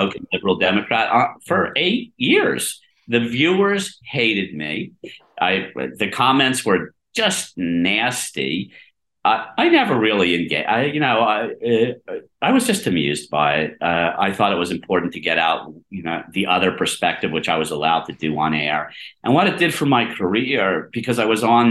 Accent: Harrisburg, Pennsylvania, United States; now in New York, United States; I grew up in Harrisburg, Pennsylvania. I'm a small town kid. I mean, I've lived in New York for 40 years

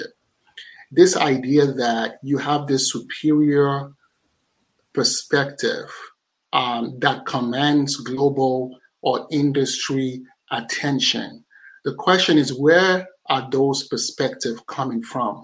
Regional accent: Nigeria; I'm a Nigerian

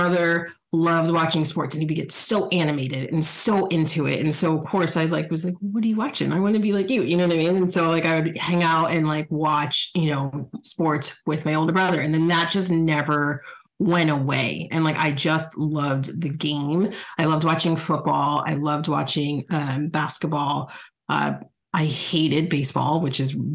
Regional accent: New Jersey, United States; now in Chicago, United States; I'm from New Jersey

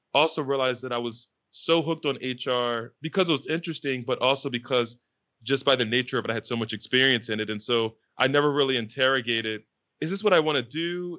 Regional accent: Philadelphia, Pennsylvania, United States; moved away as an adult; also born or lived in California; I was fortunate enough growing up in Philly

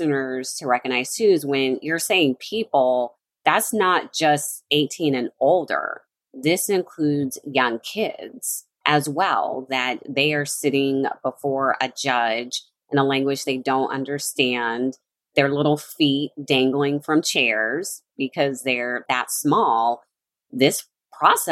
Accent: Las Vegas, Nevada, United States; I'm from Las Vegas, Nevada

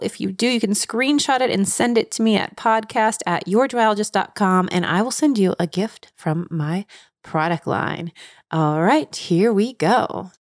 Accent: Cincinnati, Ohio, United States; where I grew up in Cincinnati, Ohio

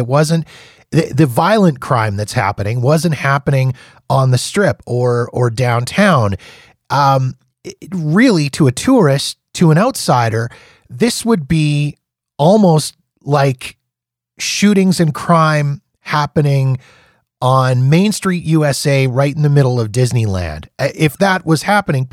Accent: Canada; as a Canadian

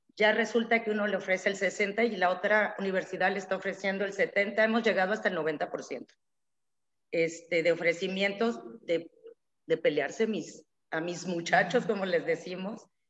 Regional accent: Tabasco, Mexico; also born or lived in Mexico City; tanto mi esposo como yo somos tabasqueños

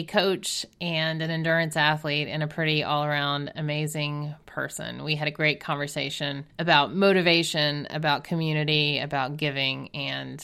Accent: Savannah, Georgia, United States; moved away; I grew up in Savannah

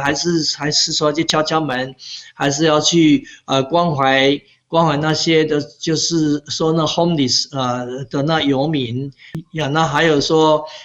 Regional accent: Pingtung County, Taiwan; moved away as an adult; also born or lived in Canada; now in Sugar Land, United States; 我从小在屏东长大的时候，我们家是种田的

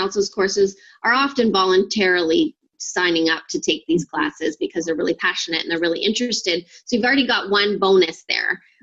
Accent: Ontario, Canada; I'm from Canada and Ontario, actually

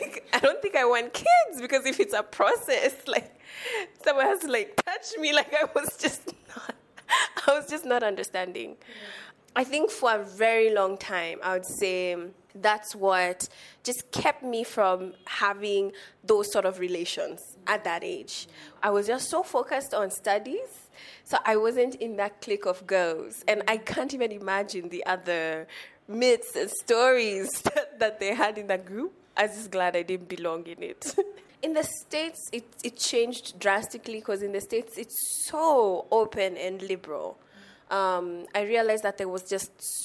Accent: Nairobi, Kenya; I am from Nairobi, born and raised

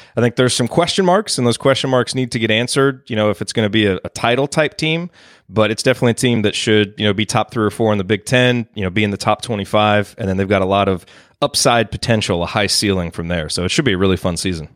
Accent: Bloomington, Indiana, United States; moved away as an adult; now in Dallas, United States; And so I grew up in Bloomington

